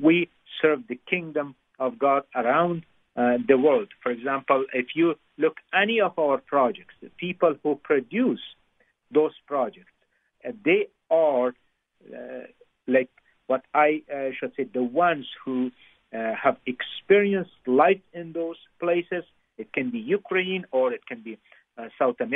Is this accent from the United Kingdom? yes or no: no; Afghanistan; moved away; I grew up in Afghanistan